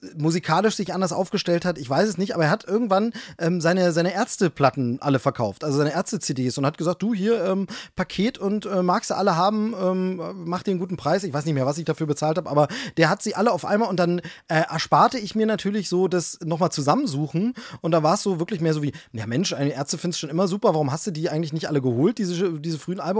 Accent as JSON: {"language": "German", "town": "Hoyerswerda", "region": "Saxony", "country": "Germany", "tie": "born or raised there", "also_born_or_lived": "Dresden / Würzburg", "moved": "yes", "said": "ich bin ja Ossi. Also sprich, ich bin, äh, in der ehemaligen D D R aufgewachsen"}